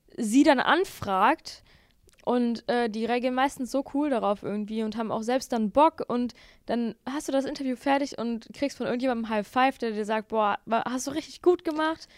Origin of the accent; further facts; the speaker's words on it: Bottrop, North Rhine-Westphalia, Germany; ich komme aus Bottrop